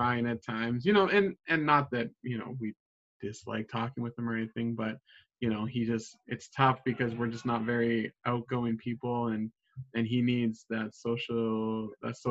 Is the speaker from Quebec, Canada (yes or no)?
no; Edmonton, Alberta, Canada; moved away as an adult; also born or lived in Kingston, Ontario; I've grown up in Edmonton, but I'm actually born in Kingston, Ontario